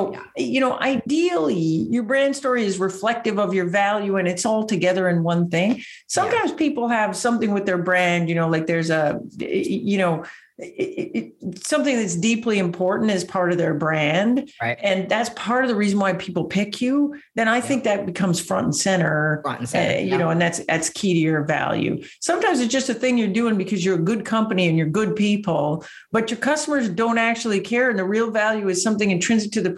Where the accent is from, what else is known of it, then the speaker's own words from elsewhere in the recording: Canada; accent: Canadian; my Canadian accent